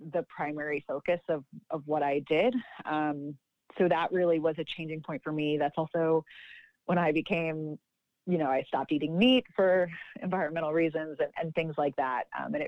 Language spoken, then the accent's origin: English; Long Island, New York, United States; growing up on Long Island